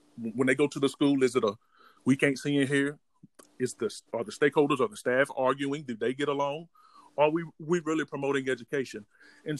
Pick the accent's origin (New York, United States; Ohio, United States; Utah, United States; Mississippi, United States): Mississippi, United States; Summerlin; growing up in Summerlin, Mississippi, and then going to our local school, Taylorsville